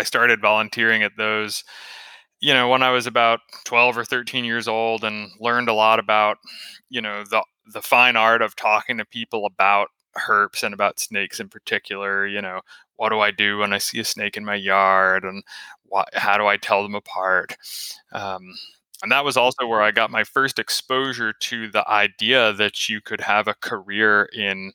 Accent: Raleigh, North Carolina, United States; moved away as an adult; also born or lived in New York; now in Florida, United States; I was born in New York, moved to North Carolina when I was a kid and grew up, spent my formative years there in Raleigh

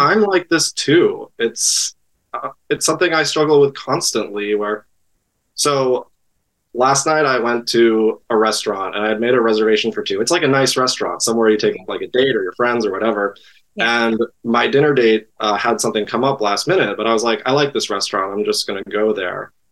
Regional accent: East Coast, United States; moved away as an adult; also born or lived in Great Lakes region; now in Los Angeles, United States; I grew up on the East Coast

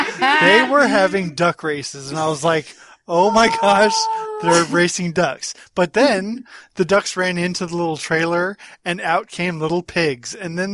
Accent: Southern California, United States; moved away as an adult; now in Maryland, United States; I'm originally from Southern California, and growing up, the county fair was this ginormous event.

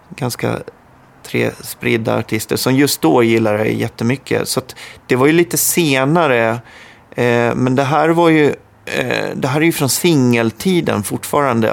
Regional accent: Tingsryd, Kronoberg County, Sweden; Tingsryd heter det

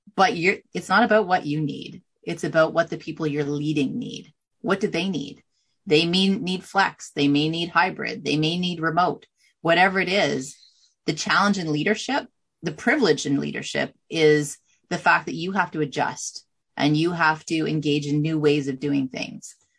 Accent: Canada; I'm from Canada

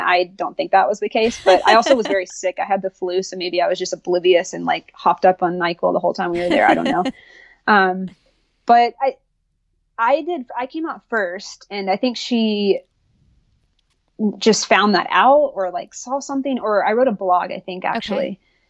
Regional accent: the South, United States; obviously I grew up in the South, I went to college in North Carolina

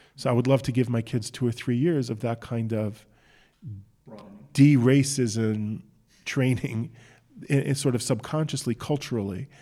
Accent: United States; now in Israel; I'm an American.

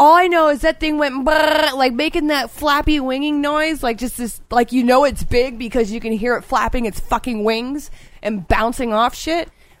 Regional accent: Florida, United States; I was born and raised in Florida, dude.

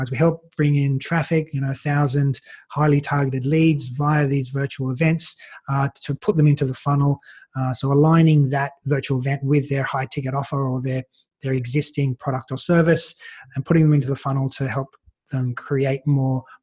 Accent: Australia; And so, as an Australian, I was like, well, how can I get access to some of these speakers

